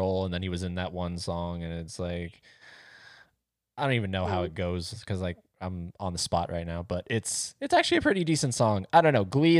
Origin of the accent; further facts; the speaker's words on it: Florida, United States; I'm from Florida.